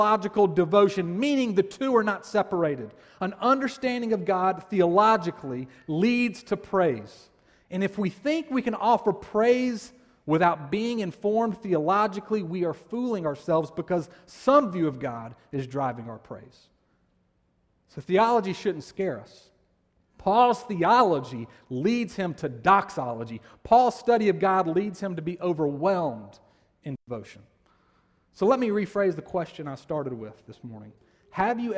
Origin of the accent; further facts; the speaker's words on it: Columbus, Georgia, United States; I grew up in Columbus, Georgia